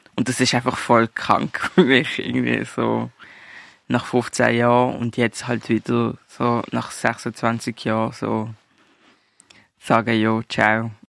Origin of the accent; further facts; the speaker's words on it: Basel, Basel-Stadt, Switzerland; wir sind beide in der Schweiz geboren